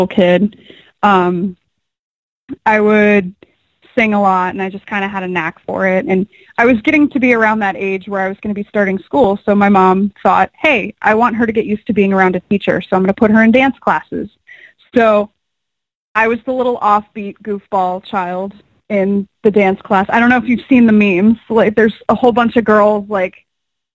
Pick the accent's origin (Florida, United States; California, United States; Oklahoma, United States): Florida, United States; Port Richey; I grew up in a very small, uneventful town called Port Richey, Florida